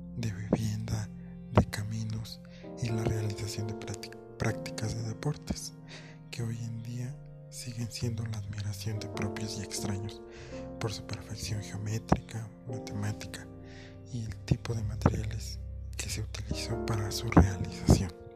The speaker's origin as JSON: {"language": "Spanish", "country": "Mexico", "said": "para nosotros, como mexicanos"}